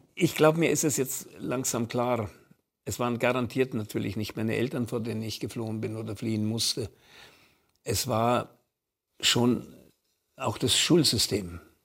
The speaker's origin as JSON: {"language": "German", "town": "Munich", "region": "Bavaria", "country": "Germany", "tie": "born or raised there", "said": "bei uns zu Hause in München am Marianenplatz in unserer Wohnung"}